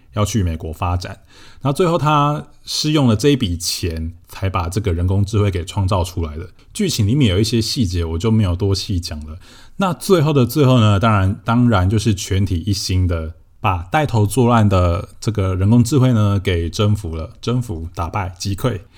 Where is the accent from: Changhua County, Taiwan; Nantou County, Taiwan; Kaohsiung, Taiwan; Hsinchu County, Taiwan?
Changhua County, Taiwan; Shetou; 我家就是住在彰化社头嘛，我的老家。 然后我的老家是一个三合院，是传统的那种三合院，就是墙壁都是用那种红砖瓦块堆砌而成的。 然后屋顶是用瓦片一片一片堆起来的，所以我家就是那种很传统的三合院